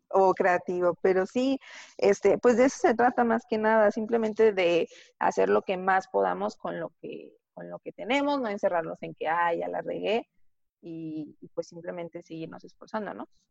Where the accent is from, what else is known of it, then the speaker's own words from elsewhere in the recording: Tlaxcala, Mexico; porque yo soy de Tlaxcala